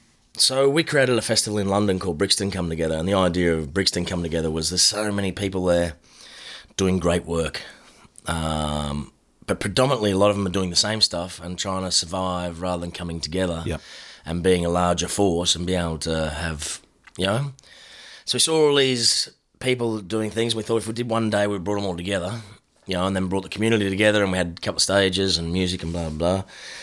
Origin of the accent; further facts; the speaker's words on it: Noosaville, Queensland, Australia; In Noosaville.